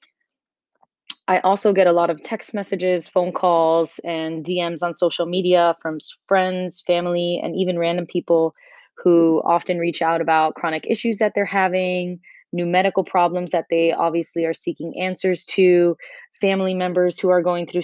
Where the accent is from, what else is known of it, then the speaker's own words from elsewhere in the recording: Miami, Florida, United States; moved away as an adult; also born or lived in North Carolina; now in New York City, United States; I grew up in Miami. I'm 100% Cuban, but of course I am slightly Americanized